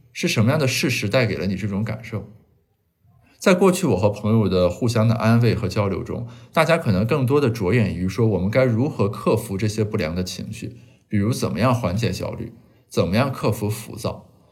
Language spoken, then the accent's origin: Chinese; Shandong, China; moved away; 我家乡的报纸给我发来一个邀请，呃，邀请我写一下今年的山东高考作文题